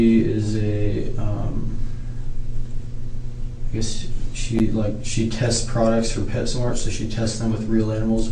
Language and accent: English; Eureka, California, United States; moved away as an adult; also born or lived in Arcata, California / McKinleyville, California; now in Washington, United States; No, I was born in Eureka, California.